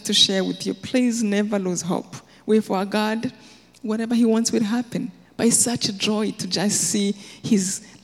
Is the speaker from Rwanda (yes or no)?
yes; Rwanda; moved away as an adult; I'm from Rwanda